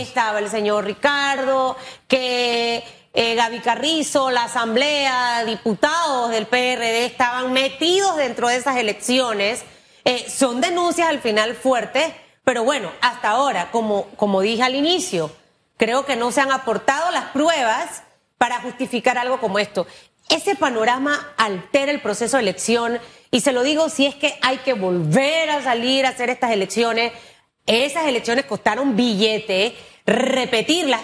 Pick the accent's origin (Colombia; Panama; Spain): Panama; como panameña